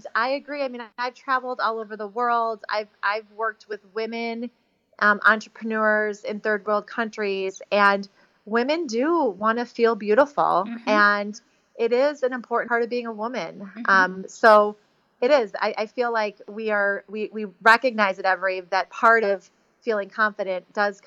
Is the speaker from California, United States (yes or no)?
no; Chicago, Illinois, United States; I was raised in Chicago.